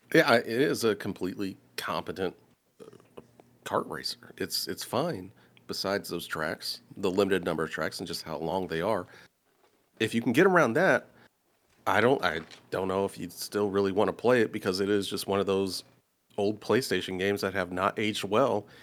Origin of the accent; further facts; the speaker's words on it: Indianapolis, Indiana, United States; I'm from Indianapolis.